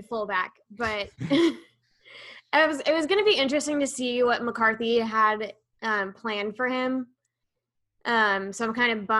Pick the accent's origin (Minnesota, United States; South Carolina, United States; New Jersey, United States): Minnesota, United States; I'm from Minnesota.